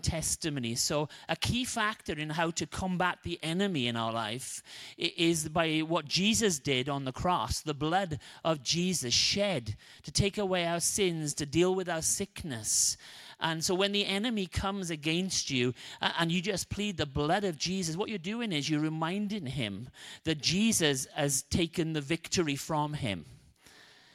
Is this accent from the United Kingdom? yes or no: yes; Wales, United Kingdom; moved away; I'm Welsh